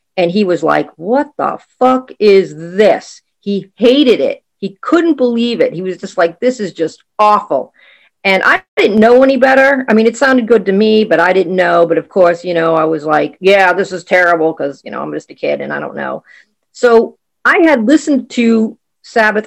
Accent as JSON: {"language": "English", "town": "Boston", "region": "Massachusetts", "country": "United States", "said": "I am from Boston, Massachusetts in the U S"}